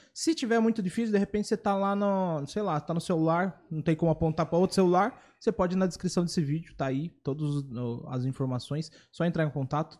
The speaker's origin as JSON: {"language": "Portuguese", "town": "Itapetininga", "region": "São Paulo", "country": "Brazil", "moved": "yes", "said": "Eu vim de Itapetininga também"}